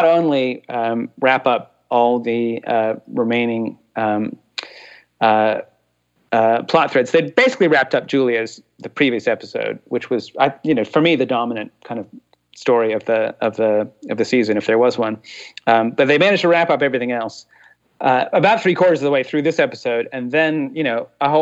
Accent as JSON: {"language": "English", "region": "Massachusetts", "country": "United States", "said": "I'm from Massachusetts"}